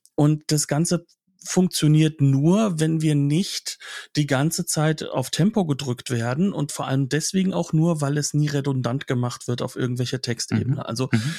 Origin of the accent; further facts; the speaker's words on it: Germany; als Deutscher